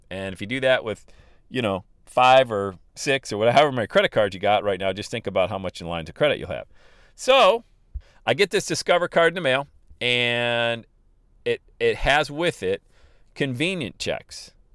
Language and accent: English; Bradford, Pennsylvania, United States; now in Cincinnati, United States; my hometown in Bradford, Pennsylvania